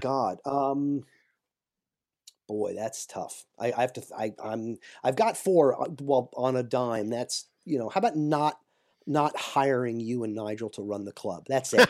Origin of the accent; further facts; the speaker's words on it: New York, United States; I am originally from New York. I still live in New York State